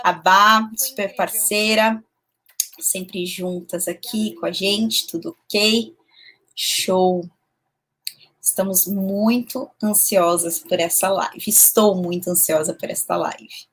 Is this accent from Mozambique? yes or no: no; São Paulo, Brazil; Eu sou de São Paulo